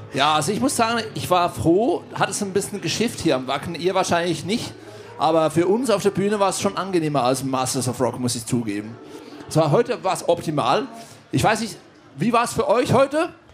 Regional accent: Switzerland; Ich bin aus der Schweiz

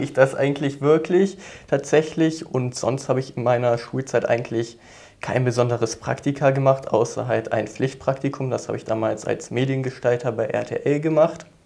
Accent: near Cologne, North Rhine-Westphalia, Germany; Ich komme aus der Nähe von Köln

